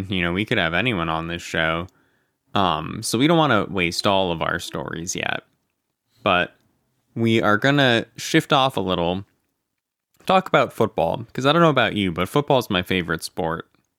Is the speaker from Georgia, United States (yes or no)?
no; Erie, Pennsylvania, United States; I am from Erie, so I have no like geographical ties to the Rams.